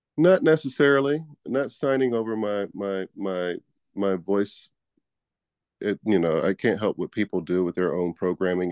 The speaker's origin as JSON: {"language": "English", "town": "Houston", "region": "Texas", "country": "United States", "also_born_or_lived": "Manhattan, New York / Laguna, Los Angeles", "moved": "yes", "said": "I am from Houston, Texas. I've lived in Manhattan, New York. I've lived in Laguna, L A, but, uh, Houston is home"}